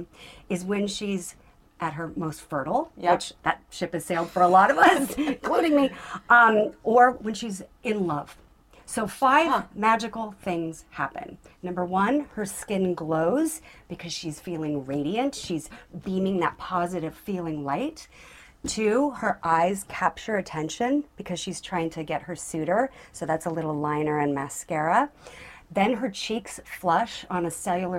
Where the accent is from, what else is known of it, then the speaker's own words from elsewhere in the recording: Southern California, United States; growing up in Southern California at that time